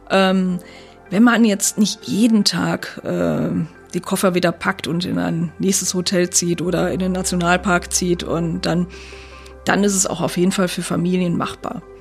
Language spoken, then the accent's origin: German; North Rhine-Westphalia, Germany; Ich komme jetzt selber aus dem Sauerland, das ist so, so ein bisschen so ähnlich, also vielleicht 500 Meter hoch ungefähr